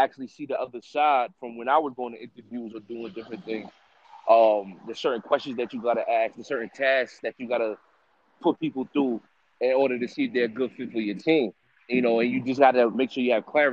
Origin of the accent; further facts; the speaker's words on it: Bellport, New York, United States; also born or lived in Riverhead, New York; I'm an artist from, I grew up in Bellport. I reside in Riverhead now.